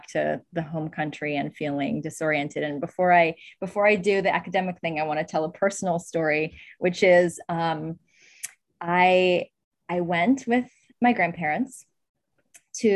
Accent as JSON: {"language": "English", "town": "Oakland", "region": "California", "country": "United States", "tie": "born or raised there", "said": "I grew up in California, in Oakland, California"}